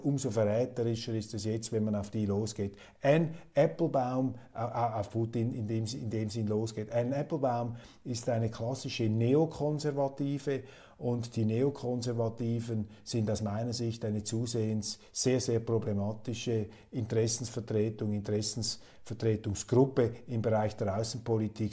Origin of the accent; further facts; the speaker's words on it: Switzerland; als Schweizer